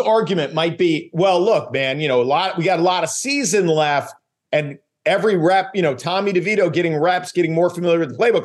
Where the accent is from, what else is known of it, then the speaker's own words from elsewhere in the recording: U.S. Virgin Islands; moved away; I grew up in St. Thomas in the Virgin Islands.